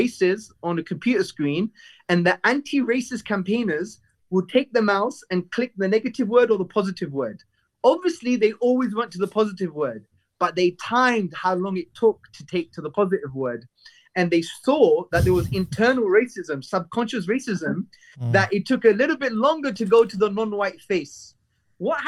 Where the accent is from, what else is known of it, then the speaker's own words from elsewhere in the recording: London, United Kingdom; I'm from Hackney, brought up in the 80s.